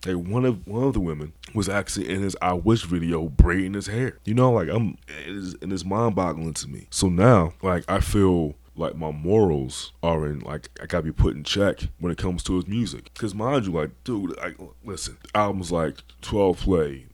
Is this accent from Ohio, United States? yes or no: no; Philadelphia, Pennsylvania, United States; I'm from Philly. And we say dickheads.